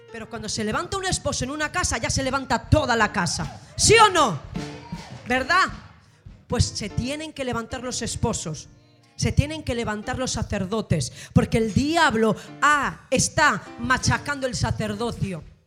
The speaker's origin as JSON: {"language": "Spanish", "town": "Gijón", "region": "Asturias", "country": "Spain", "said": "soy de Gijón, Asturias, España"}